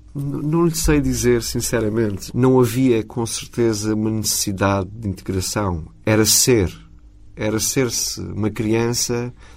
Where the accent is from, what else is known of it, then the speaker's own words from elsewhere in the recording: Portugal; sou português. O meu coração é português. Construí aqui a minha identidade.